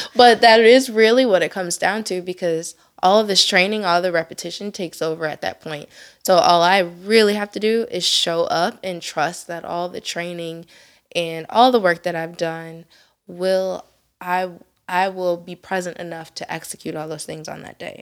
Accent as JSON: {"language": "English", "town": "Elyria", "region": "Ohio", "country": "United States", "tie": "born or raised there", "said": "I was born and raised in Elyria, Ohio"}